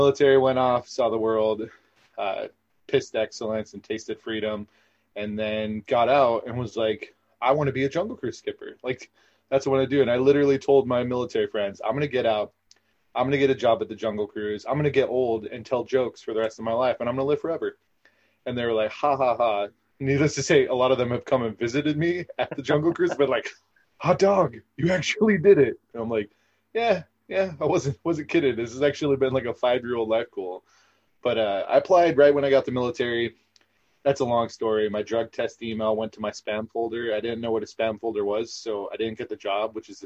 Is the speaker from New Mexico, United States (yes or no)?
no; Southern California, United States; I'm from Southern California